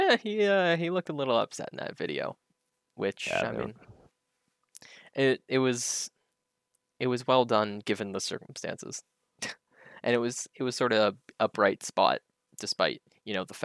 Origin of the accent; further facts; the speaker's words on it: Canada; I'm Canadian